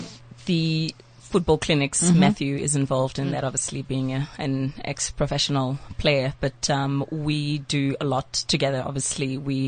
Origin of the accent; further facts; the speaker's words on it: Johannesburg, Gauteng, South Africa; My hometown, of course.